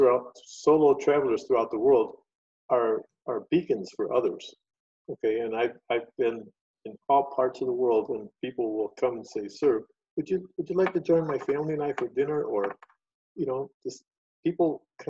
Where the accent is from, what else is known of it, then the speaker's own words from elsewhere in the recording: Chicago, Illinois, United States; Chicago, for example, where I'm from